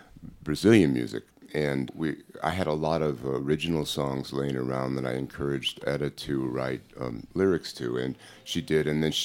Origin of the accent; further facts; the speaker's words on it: near Chicago, Illinois, United States; I grew up near Chicago